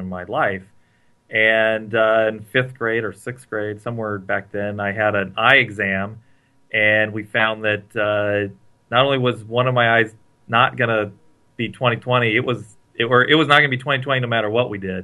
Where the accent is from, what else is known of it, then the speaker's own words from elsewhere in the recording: Santa Cruz, California, United States; I grew up in Santa Cruz, California